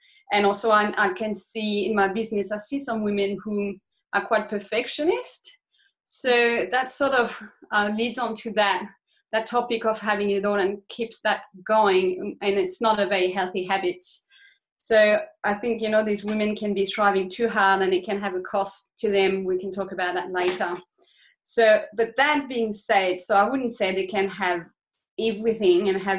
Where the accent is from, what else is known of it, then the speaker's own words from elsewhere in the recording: France; moved away as an adult; now in Australia; I grew up in France. I spent about 20 years of my life there, and then I moved to Australia in my early 20s